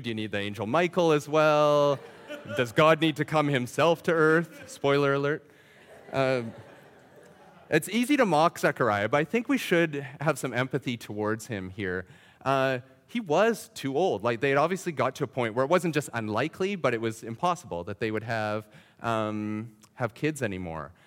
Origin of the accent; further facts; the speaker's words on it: Saskatchewan, Canada; I grew up in Saskatchewan